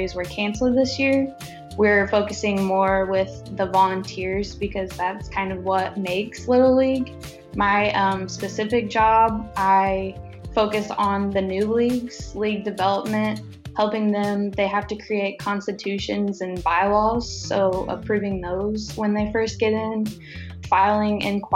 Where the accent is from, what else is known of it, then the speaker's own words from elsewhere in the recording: Gas City, Indiana, United States; moved away as an adult; I'm originally from Gas City, Indiana, a little town kind of close to Marion, Indiana